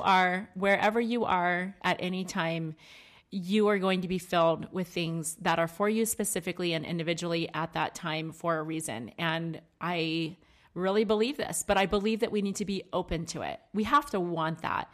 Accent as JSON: {"language": "English", "region": "Maryland", "country": "United States", "tie": "born or raised there", "said": "I grew up in Maryland"}